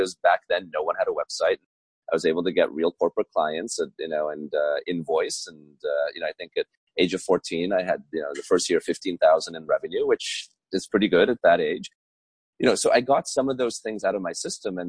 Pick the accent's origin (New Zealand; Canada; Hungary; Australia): Hungary; Budapest; now in Trenton, United States; I was born in 1982 in Budapest, which at the time was still communist, under the Iron Curtain.